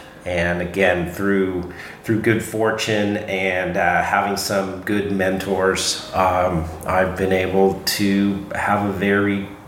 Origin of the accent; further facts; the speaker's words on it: San Francisco Bay Area, California, United States; But I grew up in the San Francisco Bay Area